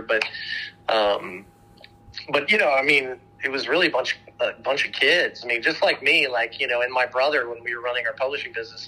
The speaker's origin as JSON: {"language": "English", "town": "Dayton", "region": "Ohio", "country": "United States", "tie": "born or raised there", "also_born_or_lived": "Maryland", "moved": "yes", "lives_now": "Austin, United States", "said": "I was actually born in Maryland, but then um, most of my childhood, I, I uh, was raised in, in Dayton, Ohio"}